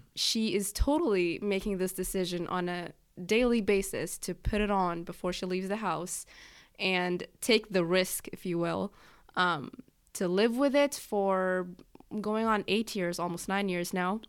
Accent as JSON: {"language": "English", "country": "Egypt", "moved": "yes", "lives_now": "United States", "said": "I'm from Egypt"}